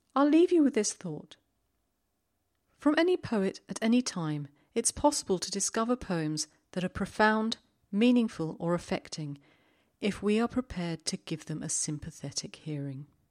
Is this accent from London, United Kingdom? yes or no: yes; London, United Kingdom; moved away; I was in London not so long ago. It's my hometown